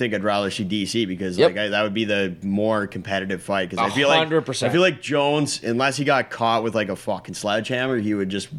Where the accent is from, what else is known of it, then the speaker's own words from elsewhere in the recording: Canada; I'm also maybe biased because I'm Canadian